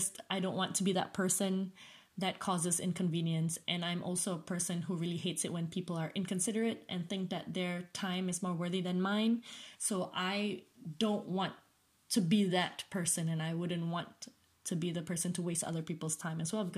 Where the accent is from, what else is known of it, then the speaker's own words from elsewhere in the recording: Malaysia; moved away as an adult; now in United Kingdom; growing up in Malaysia